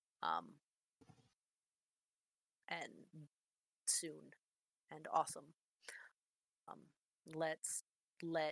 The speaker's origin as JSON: {"language": "English", "region": "Ohio", "country": "United States", "said": "I'm from Ohio, not Portland"}